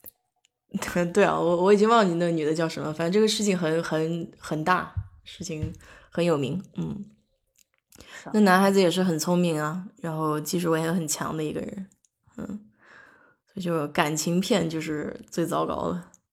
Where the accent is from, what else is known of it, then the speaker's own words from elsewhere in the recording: China; moved away; 我在国内长大，我没有这个意识